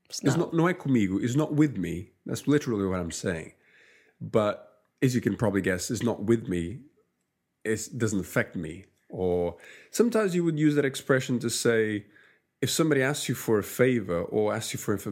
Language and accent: English; Lisbon, Portugal; Uh, and I don't actually say I'm from Lisbon. I say I am Singer. And what we were saying was that Singer is like the nickname for people come from Lisbon